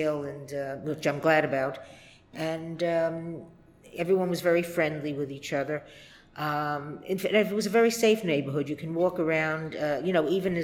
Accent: New York City, New York, United States; I was born in Brooklyn. Uh-huh. I was actually born in Sheepshead Bay. But my parents and I traveled around different parts of Brooklyn

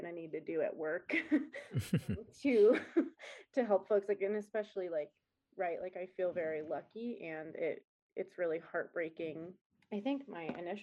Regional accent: Colorado Springs, Colorado, United States; I am originally from Colorado, Colorado Springs

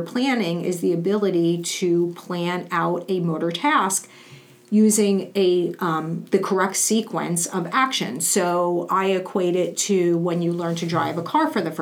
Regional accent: New York City, New York, United States; growing up in Brooklyn and New York

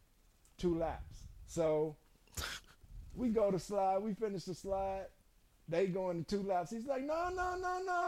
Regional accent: Chicago, Illinois, United States; I'm from the Shy.

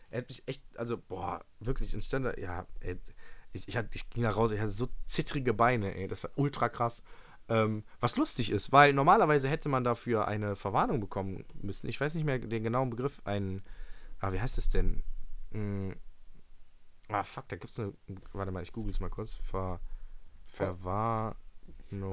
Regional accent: Mönchengladbach, North Rhine-Westphalia, Germany; Ich komme aus München-Gladbach

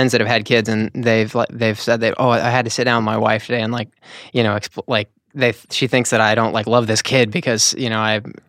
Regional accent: Nashville, Tennessee, United States; Nashville, Tennessee.

